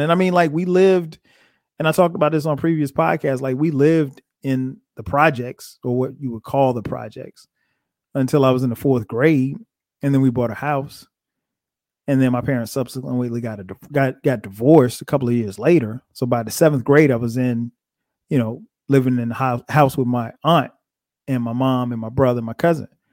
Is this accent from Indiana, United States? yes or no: no; Florence, South Carolina, United States; moved away as an adult; also born or lived in New Jersey / Orangeburg, South Carolina; now in Atlanta, United States; growing up in Florence